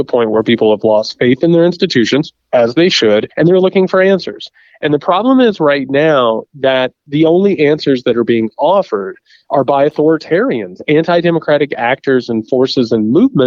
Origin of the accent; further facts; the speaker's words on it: Indiana, United States; Indiana, my home state